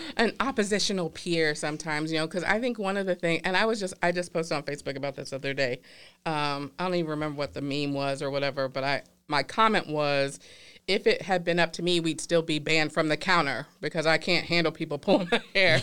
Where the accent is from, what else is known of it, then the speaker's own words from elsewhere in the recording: the South, United States; I'm from the South, my family grew up in Louisiana